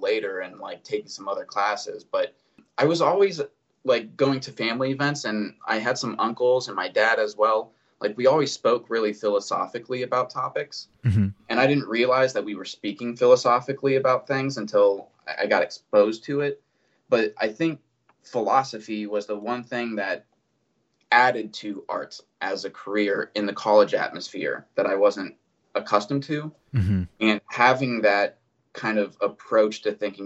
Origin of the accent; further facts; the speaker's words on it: North Canton, Ohio, United States; I grew up in North Canton, Ohio. So it's northeastern Ohio.